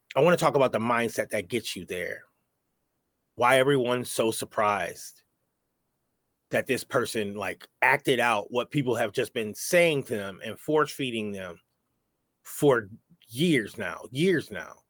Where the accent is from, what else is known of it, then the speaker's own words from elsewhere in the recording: New York, United States; I'm from New York